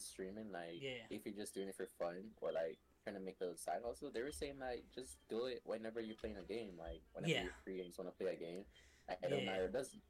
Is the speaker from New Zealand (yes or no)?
no; Jamaica; Like, because I'm Jamaican, I'm all the way in Jamaica.